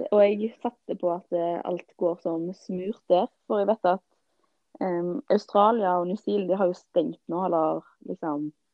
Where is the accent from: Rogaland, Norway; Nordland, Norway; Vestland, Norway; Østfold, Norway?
Rogaland, Norway; Haugesund; moved away as an adult; now in Bergen, Norway; er fra Haugesund, for de som lurer på hvor dialekten min er fra.